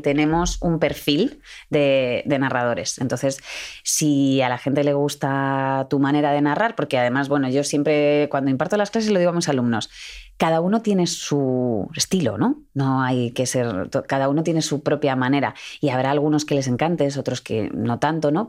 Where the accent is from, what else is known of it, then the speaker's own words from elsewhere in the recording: Madrid, Community of Madrid, Spain; En Madrid estamos muy poquitos de Madrid. De todo el mundo, los, que somos poquitos somos los de Madrid.